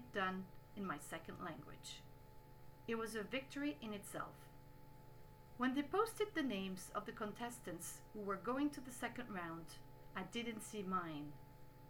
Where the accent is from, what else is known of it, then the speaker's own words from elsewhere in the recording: Canada; English is a second language; I'm Canadian